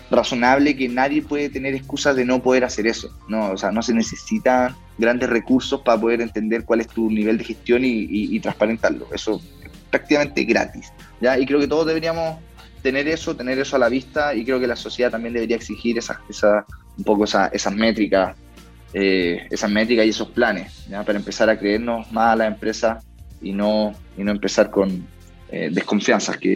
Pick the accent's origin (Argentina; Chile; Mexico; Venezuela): Chile; uno de los principales temas que vamos a estar viendo como sociedad, como sociedad chilena, sea donde sea que estemos viviendo, haciendo nuestra vida en, Chile